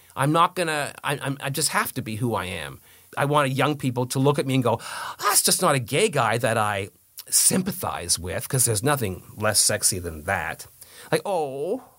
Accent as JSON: {"language": "English", "country": "Canada", "said": "We're the ones in trouble. It's the Anglos that are in trouble"}